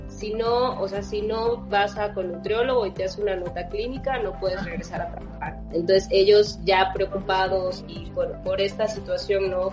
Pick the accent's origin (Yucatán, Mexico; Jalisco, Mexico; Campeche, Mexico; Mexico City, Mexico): Campeche, Mexico; yo soy originaria de Campeche